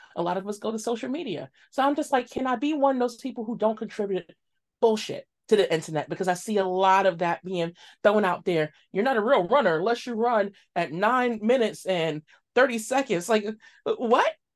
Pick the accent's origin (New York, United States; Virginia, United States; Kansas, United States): New York, United States; New York City; growing up in Bed-Stuy, Crown Heights, East New York, and all these areas in Brooklyn